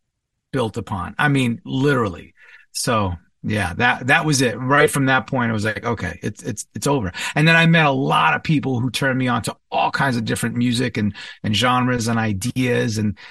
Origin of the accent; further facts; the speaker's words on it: Commack, New York, United States; born and raised for the first part of my childhood in New York, Long Island, or as I like to say, Strong Island, the East Side, the North Shore, Comac, Smithtown, Suffolk County, basically.